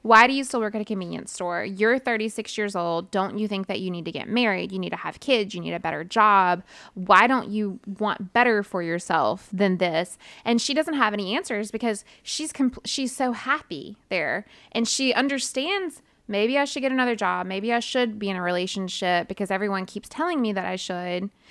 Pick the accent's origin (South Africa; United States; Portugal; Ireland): United States; I'm American